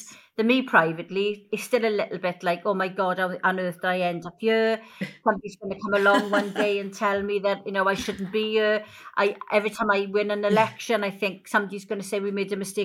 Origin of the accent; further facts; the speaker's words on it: Wales, United Kingdom; I'm Welsh